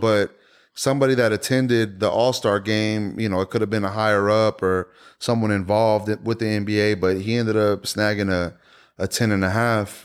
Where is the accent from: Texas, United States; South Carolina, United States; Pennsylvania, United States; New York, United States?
Texas, United States; Houston; being born and raised in Houston